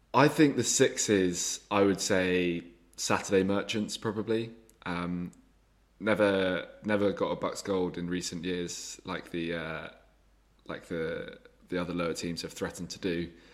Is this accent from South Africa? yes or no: no; England, United Kingdom; because we're English